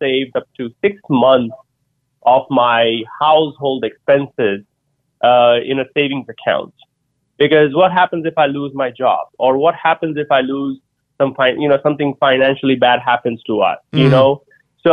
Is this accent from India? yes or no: yes; India; moved away as an adult; now in United States; as an Indian immigrant that came to the U.S. 20 years ago with $100 in my pocket